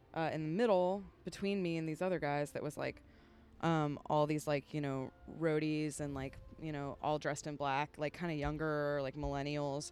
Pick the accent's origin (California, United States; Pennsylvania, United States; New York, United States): California, United States; San Francisco; moved away as an adult; also born or lived in Humboldt County, California; now in Nashville, United States; I'm from the San Francisco Bay Area